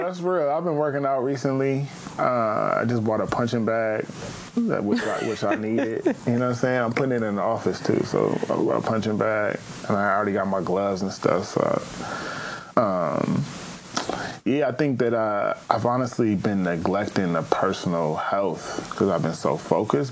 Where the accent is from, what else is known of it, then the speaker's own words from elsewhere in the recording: Pasadena, California, United States; I'm actually from Pasadena, California